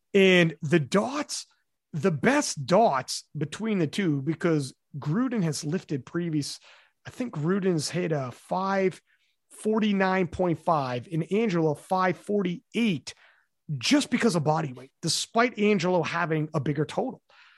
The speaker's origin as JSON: {"language": "English", "country": "Canada", "said": "because I'm Canadian. That's a Canadian remark right there."}